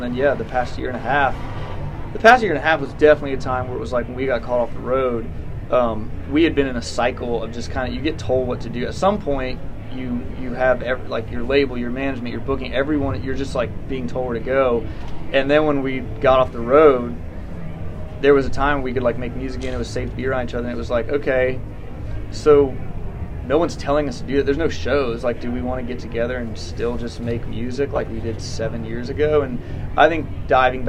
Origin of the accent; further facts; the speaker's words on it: Smyrna, Tennessee, United States; also born or lived in Cleveland, Tennessee; growing up in Smyrna, Tennessee, then living in Cleveland, Tennessee